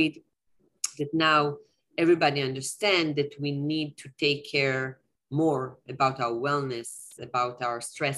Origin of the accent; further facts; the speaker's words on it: Tel Aviv, Tel Aviv District, Israel; I'm originally from Tel Aviv.